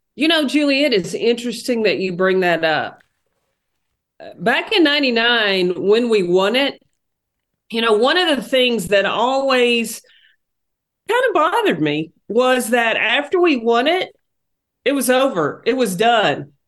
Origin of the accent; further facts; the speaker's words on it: Tennessee, United States; growing up in Tennessee